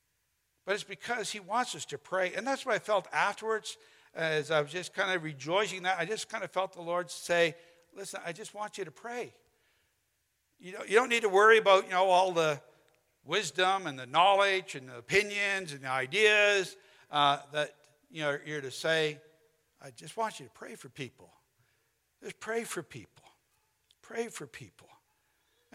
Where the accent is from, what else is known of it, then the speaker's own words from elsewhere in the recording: St. Paul, Alberta, Canada; it's a town called St. Paul, about 2 hours northeast of Edmonton